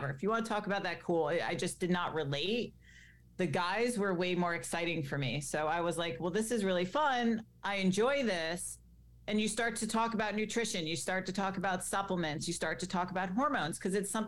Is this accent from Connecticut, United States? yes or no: yes; Greenwich, Connecticut, United States; I grew up in Greenwich, Connecticut, which, as you know, is quite the wealthy town